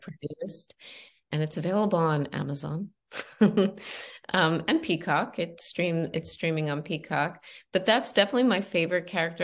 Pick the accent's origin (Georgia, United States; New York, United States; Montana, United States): New York, United States; Long Island; moved away; also born or lived in Los Angeles; I came from Long Island. I was a dentist's daughter.